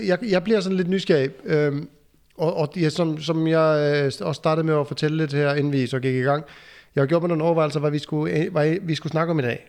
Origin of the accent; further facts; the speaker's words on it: Iceland; now in Aarup, Denmark; jeg kommer jo fra Island, så, så jeg kommer faktisk langvej fra.